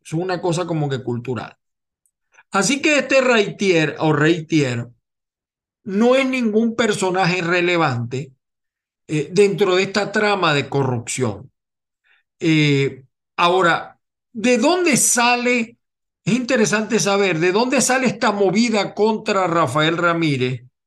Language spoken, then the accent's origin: Spanish; Venezuela; now in United States; yo soy venezolano